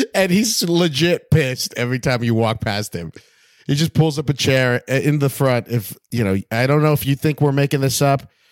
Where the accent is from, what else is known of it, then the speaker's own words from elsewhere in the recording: West Covina, California, United States; now in Hollywood, United States; I'm from West Covina